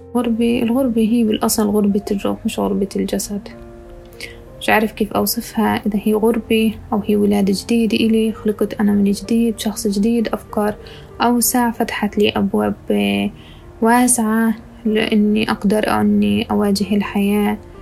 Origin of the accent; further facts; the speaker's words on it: Ramallah, West Bank, Palestine; moved away as an adult; also born or lived in Jerusalem; now in Dubai, United Arab Emirates; ولدت في القدس تربيت في رام الله